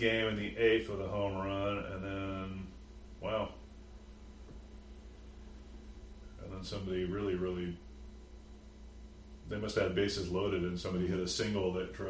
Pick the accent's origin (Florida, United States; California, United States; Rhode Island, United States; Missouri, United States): California, United States; Bay Area; I'm from the Bay Area